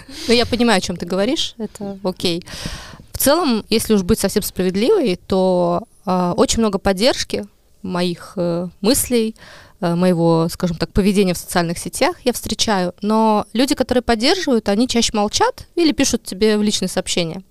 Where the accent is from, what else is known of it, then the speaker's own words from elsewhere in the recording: Ahtme, Ida-Viru County, Estonia; now in Narva, Estonia; я сама из Адавирума